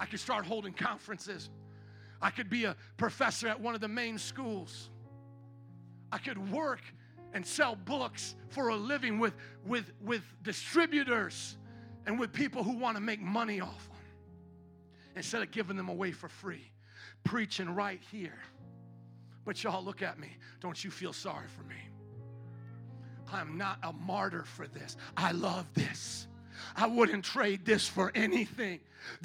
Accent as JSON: {"language": "English", "town": "Fort Wayne", "region": "Indiana", "country": "United States", "tie": "born or raised there", "moved": "as an adult", "said": "I was born and raised in Fort Wayne, Indiana"}